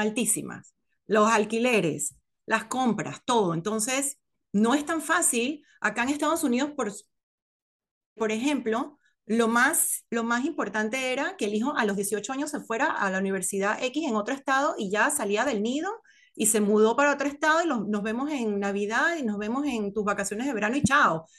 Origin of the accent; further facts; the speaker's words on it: Panama; moved away as an adult; now in United States; yo me fui de Panamá con 27, 26 años